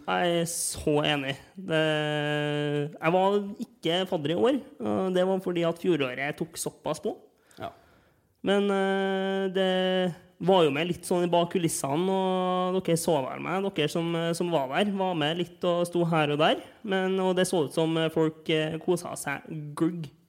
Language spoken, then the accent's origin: Norwegian; Trondheim, Trøndelag, Norway; jeg er fra Trondheim.